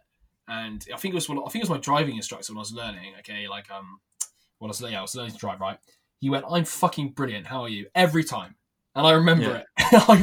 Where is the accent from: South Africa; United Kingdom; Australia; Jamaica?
United Kingdom; England; I'm so English.